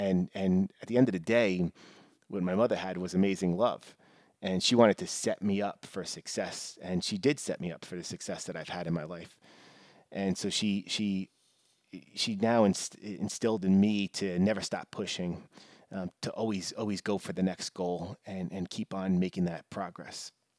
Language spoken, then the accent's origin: English; New York, United States; I mean, I grew up in New York, and, you know, typically his Yankees, Rangers were the more popular teams